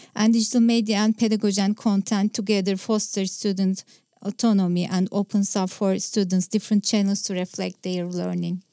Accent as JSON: {"language": "English", "region": "Istanbul", "country": "Turkey", "first_language": "Turkish", "second_language": "English", "said": "I'm from Istanbul, Turkey"}